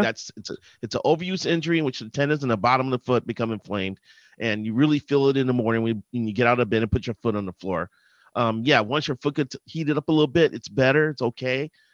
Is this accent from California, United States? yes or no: no; Chicago, Illinois, United States; now in Twin Cities, United States; I grew up in Chicago